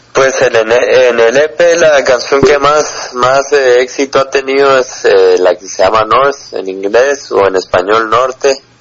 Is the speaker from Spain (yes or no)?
no; Guatemala; sí somos de Guatemala